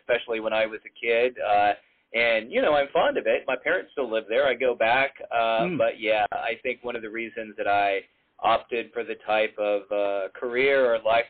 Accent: McAllen, Texas, United States; moved away; I grew up down in McAllen, which is right down at the border with Mexico and pretty close to the Gulf Coast

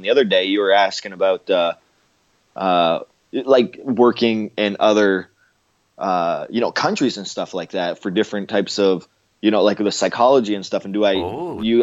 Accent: Canada; me being Canadian

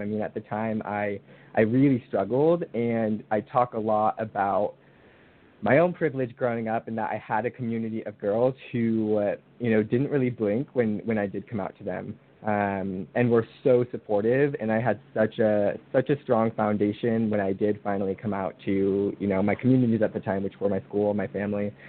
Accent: Northern California, United States; also born or lived in Santa Barbara, California; I am from California, born and raised

